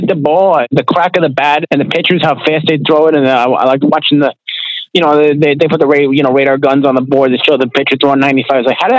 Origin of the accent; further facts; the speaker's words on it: Long Island, New York, United States; moved away as an adult; I was born in Long Island, New York. I lived there for about almost 20 years.